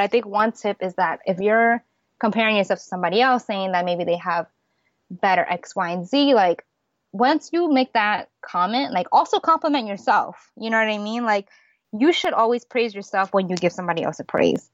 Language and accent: English; United States; I'm an American born Chinese. My parents are from Hong Kong